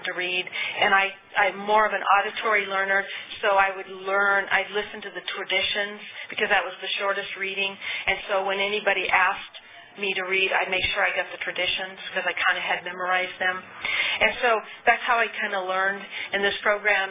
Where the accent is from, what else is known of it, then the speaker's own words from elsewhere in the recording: California, United States; also born or lived in Arizona; I was born and raised in California